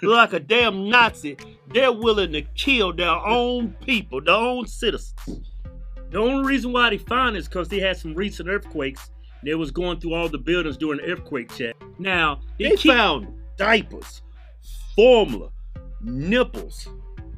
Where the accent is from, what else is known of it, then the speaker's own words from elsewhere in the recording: Deep South, United States; when I grew up in the Deep South